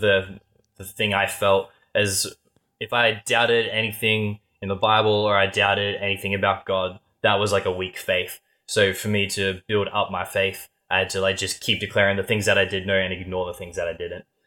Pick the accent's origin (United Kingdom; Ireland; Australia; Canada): Australia; we're Australian